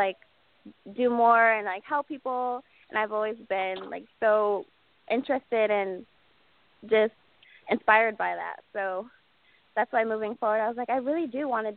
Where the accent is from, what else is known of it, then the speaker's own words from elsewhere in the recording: Palmdale, California, United States; also born or lived in Las Vegas, Nevada; born and raised in California, in Palmdale, California.